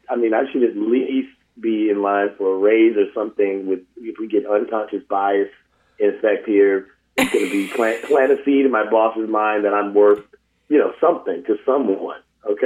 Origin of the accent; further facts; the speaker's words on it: St. Louis, Missouri, United States; also born or lived in Victorville, California / San Bernardino, California; I rep St. Louis constantly.